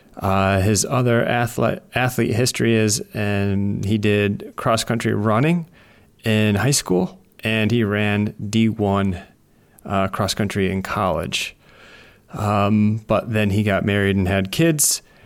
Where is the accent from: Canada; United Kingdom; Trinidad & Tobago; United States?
United States; Wisconsin; I grew up in Wisconsin